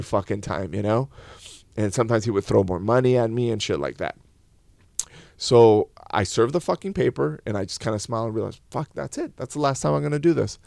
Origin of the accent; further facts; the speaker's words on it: León, Guanajuato, Mexico; I was born in León, Guanajuato